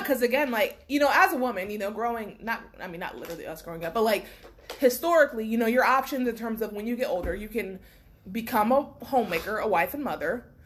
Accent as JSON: {"language": "English", "region": "Florida", "country": "United States", "said": "I'm from Bumfuck, Florida"}